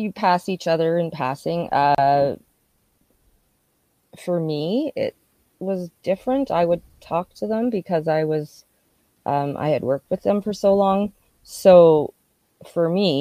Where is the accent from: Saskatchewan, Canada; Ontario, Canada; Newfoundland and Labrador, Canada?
Saskatchewan, Canada; Regina; also born or lived in Calgary / Moose Jaw / Maple Creek; So I was born in Saskatoon, but we moved a lot before I was six. So we were like Saskatoon, Calgary, Moose Jaw, then ended up in Regina. And I grew up most of the time there.